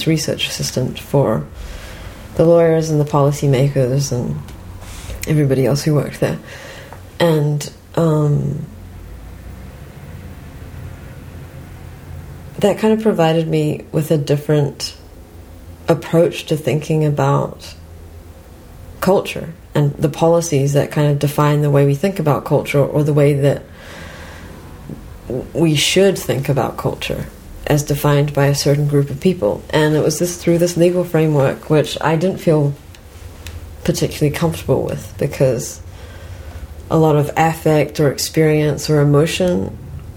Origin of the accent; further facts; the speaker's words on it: New Zealand; moved away as an adult; now in Canada; I also grew up in New Zealand